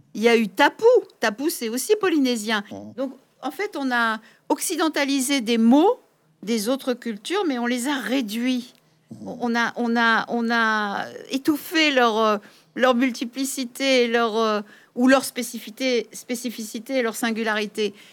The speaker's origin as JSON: {"language": "French", "country": "France", "said": "en tant que Française, vivant en France"}